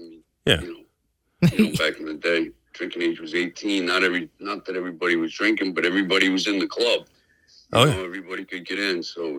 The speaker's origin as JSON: {"language": "English", "town": "North Providence", "region": "Rhode Island", "country": "United States", "said": "I'm from North Providence."}